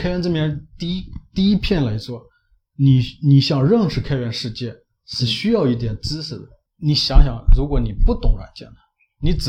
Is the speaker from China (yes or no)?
yes; China; 我们中国人追求这种